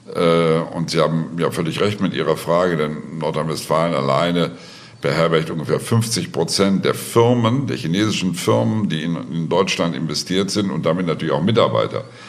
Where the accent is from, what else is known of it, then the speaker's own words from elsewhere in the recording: Austria; bei uns in Österreich